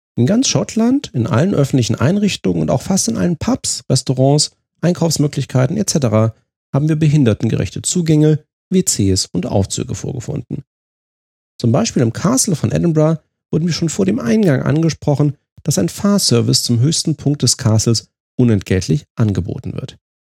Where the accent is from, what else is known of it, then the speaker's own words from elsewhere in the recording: Germany; uns qualitätsorientierten und fehlerscheuen Deutschen